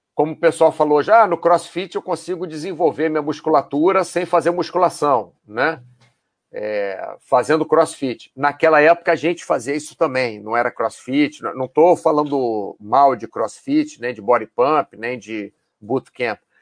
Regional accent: Brazil; moved away as an adult; also born or lived in Rio de Janeiro; now in Spain; sou brasileiro

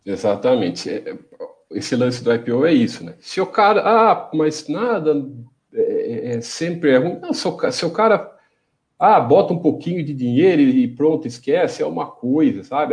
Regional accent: Brazil; accent: caipira; meu, meu sotaque caipira

